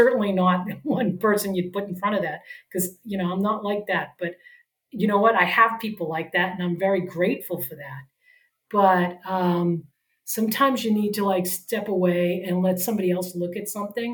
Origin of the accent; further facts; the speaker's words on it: New England, United States; now in San Diego, United States; I'm from the East Coast too. I'm from New England.